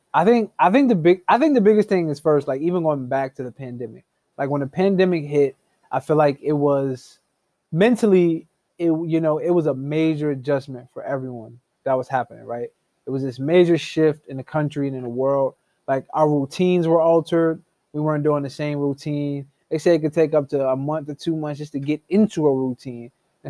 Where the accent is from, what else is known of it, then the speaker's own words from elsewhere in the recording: Harrisburg, Pennsylvania, United States; now in Illinois, United States; I am originally from Harrisburg, Pennsylvania